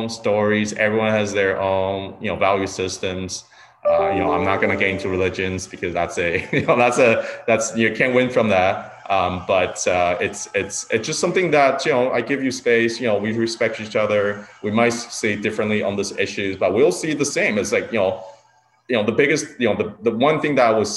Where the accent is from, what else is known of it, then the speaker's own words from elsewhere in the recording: Taiwan; also born or lived in Niagara, Ontario, Canada; now in Niagara-on-the-Lake, Canada; I was born in Taiwan, so I'm Taiwanese Canadian